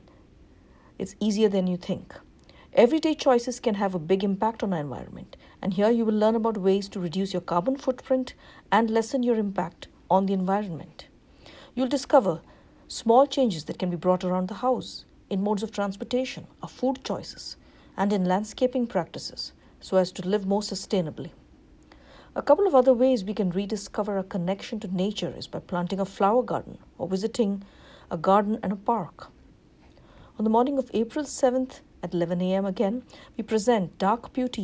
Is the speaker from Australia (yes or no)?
no; India; now in Livingston, United States; growing up in India.